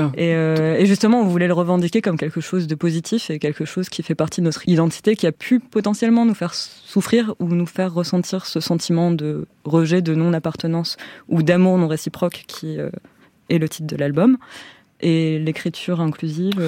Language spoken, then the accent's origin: French; France; en grandissant en France